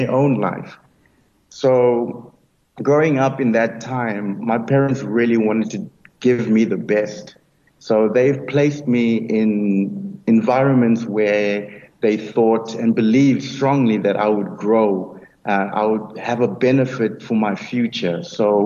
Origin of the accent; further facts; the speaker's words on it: Nelspruit, Mpumalanga, South Africa; also born or lived in Free State; I was born in the Free State, and grew up in Nelspruit, in the late 80s